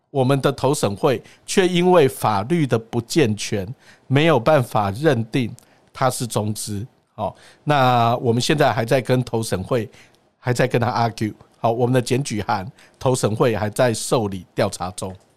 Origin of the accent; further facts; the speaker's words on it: Taiwan; 我们台湾人一天到晚都在听啊